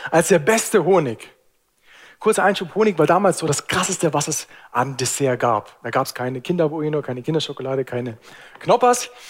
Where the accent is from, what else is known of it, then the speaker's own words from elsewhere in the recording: Lake Constance area, Germany; Obst ist super, ich bin am Bodensee groß geworden. Ich liebe Obst.